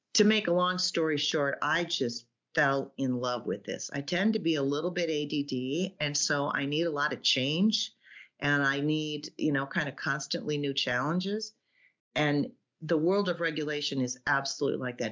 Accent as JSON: {"language": "English", "town": "Iowa City", "region": "Iowa", "country": "United States", "tie": "born or raised there", "said": "I grew up in Iowa City"}